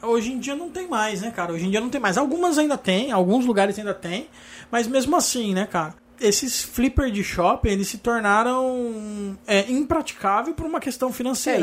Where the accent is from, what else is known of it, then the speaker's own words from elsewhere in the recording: Araraquara, São Paulo, Brazil; now in São Paulo, Brazil; eu nasci aqui em São Paulo e mudei para para Araraquara quando eu tinha seis anos.